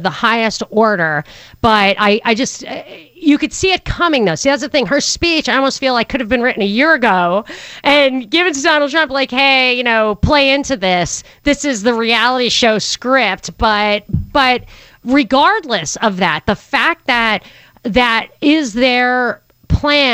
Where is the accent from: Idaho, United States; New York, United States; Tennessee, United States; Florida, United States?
New York, United States; growing up in New York